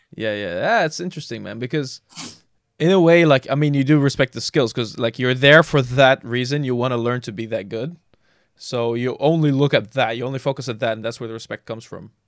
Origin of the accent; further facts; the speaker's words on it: Jordan; moved away; I grew up in Jordan